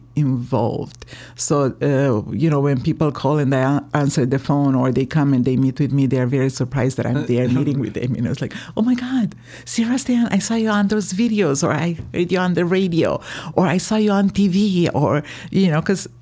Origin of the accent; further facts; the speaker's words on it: Romania; moved away; I'm from Romania, and I came here 4 years ago